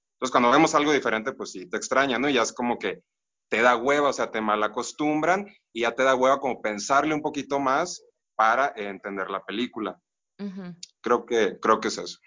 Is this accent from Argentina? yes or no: no; Los Mochis, Sinaloa, Mexico; moved away as an adult; now in Morelia, Mexico; vivo ahorita en Morelia, bueno, soy de Los Mochis, este Sinaloa